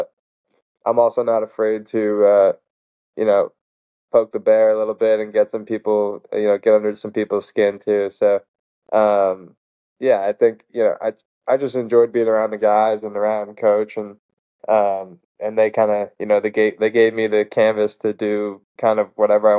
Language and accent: English; Rumson, New Jersey, United States; moved away; also born or lived in Oklahoma; it's in Rumson, New Jersey, which is where I'm from.